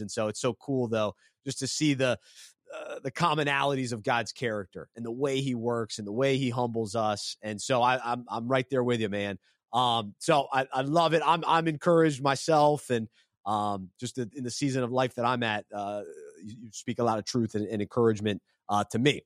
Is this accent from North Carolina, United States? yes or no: yes; Charlotte, North Carolina, United States; my hometown of Charlotte